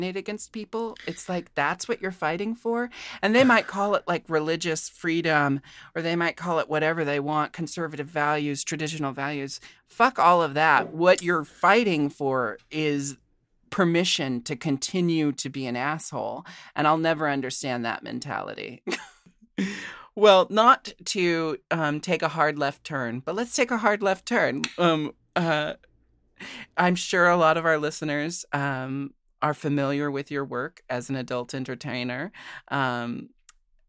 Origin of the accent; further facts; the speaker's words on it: Portland, Oregon, United States; I grew up in Portland, Oregon, another very safe place to be queer.